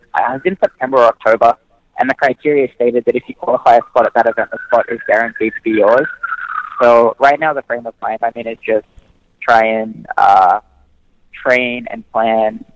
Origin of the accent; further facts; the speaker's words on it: Australia; growing up in Australia, we're just a very sports-heavy country in general